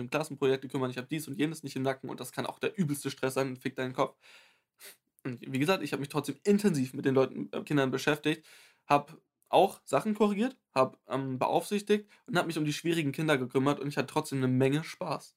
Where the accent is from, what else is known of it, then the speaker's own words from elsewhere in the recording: Germany; also born or lived in Bavaria; ich bin 100% deutsch.